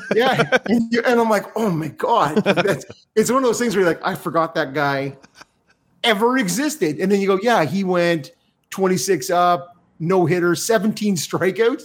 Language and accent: English; Canada; as a Canadian